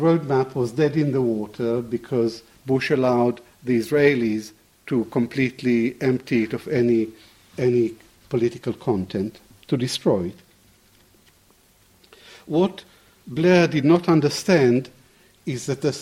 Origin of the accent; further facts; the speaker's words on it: Baghdad, Baghdad Governorate, Iraq; moved away; Baghdad is my hometown